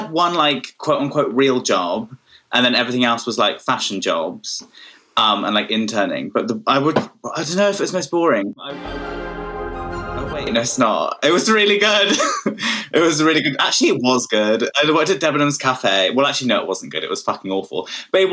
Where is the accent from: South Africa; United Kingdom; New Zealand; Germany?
United Kingdom; Wiltshire, South West England; moved away as an adult; now in London, United Kingdom; I'm from Wiltshire.